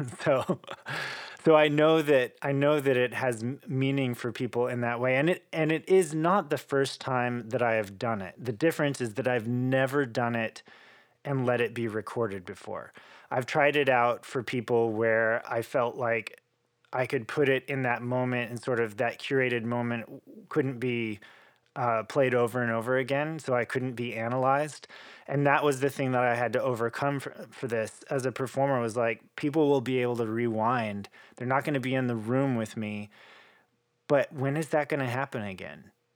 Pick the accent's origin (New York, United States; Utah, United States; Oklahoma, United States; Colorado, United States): Oklahoma, United States; moved away; I'm this kid from Oklahoma who's probably supposed to be in the rodeo